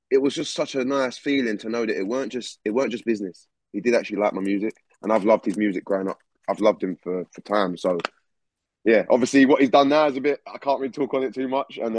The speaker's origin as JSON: {"language": "English", "region": "England", "country": "United Kingdom", "said": "as someone from the UK, obviously, obviously, obviously as an English person."}